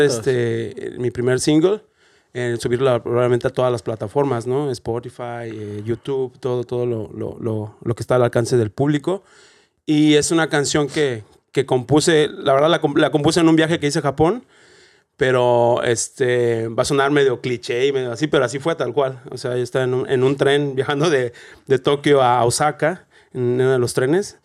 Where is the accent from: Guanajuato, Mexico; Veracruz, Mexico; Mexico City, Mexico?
Guanajuato, Mexico; Celaya; moved away as an adult; now in Dublin, Ireland; yo soy de Celaya, Guanajuato, de México. Y llegué a Dublín